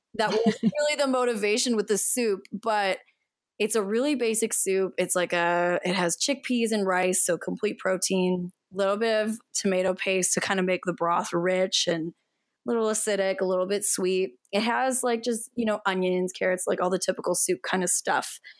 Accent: Canada; I am from Canada

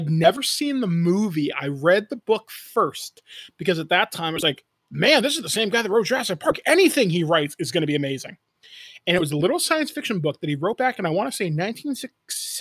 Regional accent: Owen Sound, Ontario, Canada; I grew up in Northern Ontario. I grew up in a town near a place called Owen Sound

